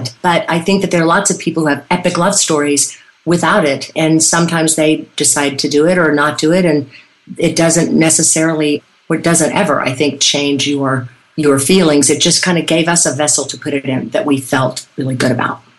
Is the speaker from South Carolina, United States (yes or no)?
yes; Irmo, South Carolina, United States; I'm from Irmo, South Carolina